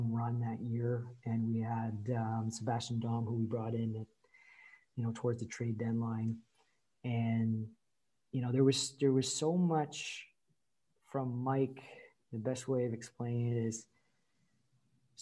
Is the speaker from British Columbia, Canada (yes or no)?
no; Courtice, Ontario, Canada; also born or lived in Saint-Bruno, Quebec, Canada; when we moved to Curtis, Ontario, which is, you know, it's a 9-iron to Oshawa. It's just right on the border of it. So I grew up, you know, in that area.